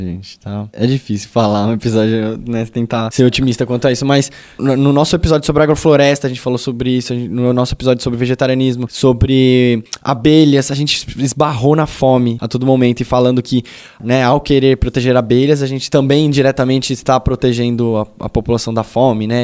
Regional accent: São Paulo, Brazil; eu venho do Grajaú

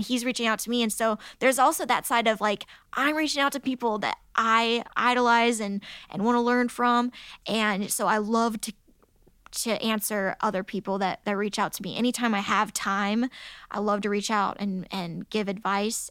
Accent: United States; growing up in America.

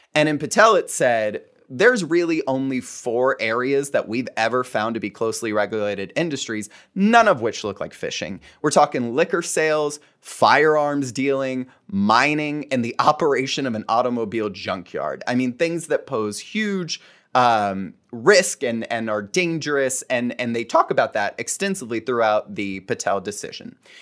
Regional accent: Fort Myers, Florida, United States; I was born and raised in Fort Myers, Florida.

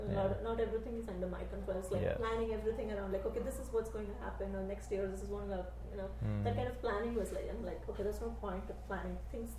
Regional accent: India; moved away as an adult; Then the next thing I know, I'm planning my shifted back to India

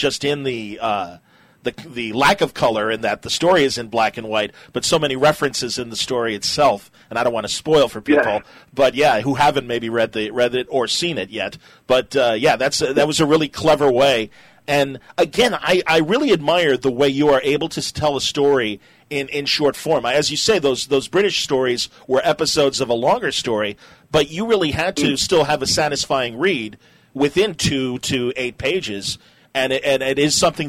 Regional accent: United States; as an American

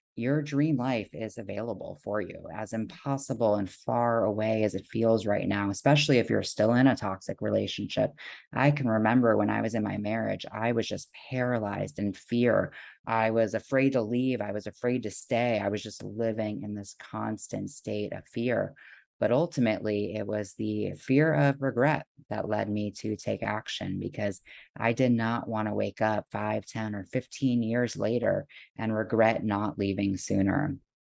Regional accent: South Florida, United States; moved away as an adult; now in Seattle, United States; I was born and raised in South Florida

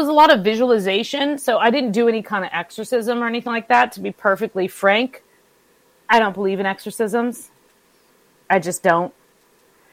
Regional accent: California, United States; now in Midwest, United States; I grew up in California. We didn't have sump pumps until I moved to the Midwest

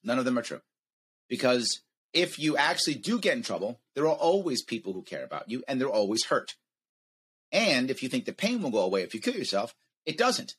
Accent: United States; as an American

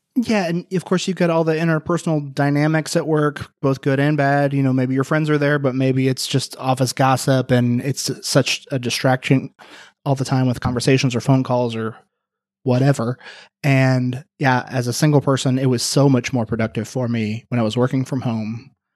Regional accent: Indiana, United States; moved away; my hometown in Indiana

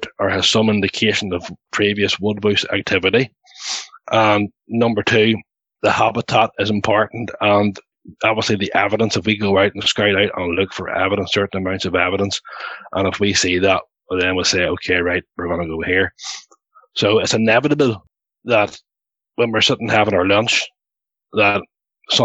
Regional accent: Ireland; we're all Irish guys.

